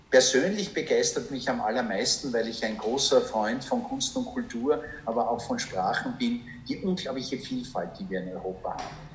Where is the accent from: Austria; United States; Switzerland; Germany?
Austria; Perchtoldsdorf, Lower Austria; meiner Identität als, ich sage jetzt einmal Berchtesdorf und Niederösterreicher, neben meiner Identität als Österreicher